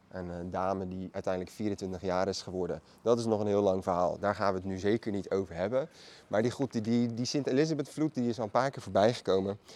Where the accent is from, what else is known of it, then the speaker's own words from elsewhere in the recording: Maassluis, South Holland, Netherlands; Allebei zijn wij geboren en getogen in Maasluis